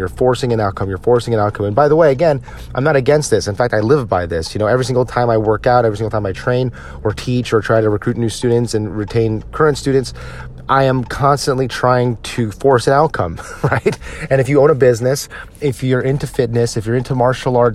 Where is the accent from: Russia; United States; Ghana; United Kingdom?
United States; as an American